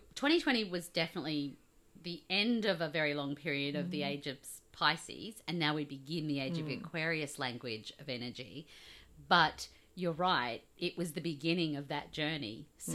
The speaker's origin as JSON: {"language": "English", "country": "Australia", "accent": "Australian"}